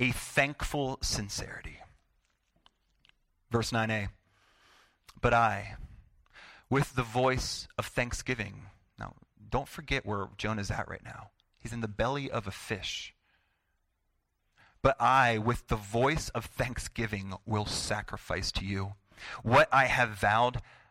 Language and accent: English; United States; I'm an American